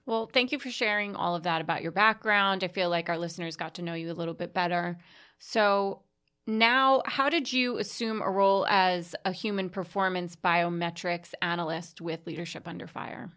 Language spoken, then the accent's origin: English; Staten Island, New York, United States; moved away; I'm originally from Staten Island